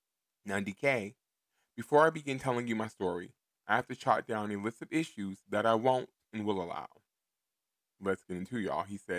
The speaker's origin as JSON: {"language": "English", "town": "Houston", "region": "Texas", "country": "United States", "said": "That's hashtag boss moves, hashtag not chess moves. I'm from Houston, Texas, Northside, 181 Goodson Road. I'm 28 years old."}